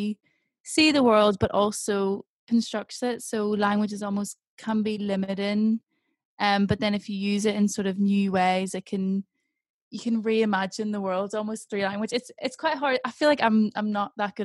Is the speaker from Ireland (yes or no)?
yes; Ireland; now in England; I'm Irish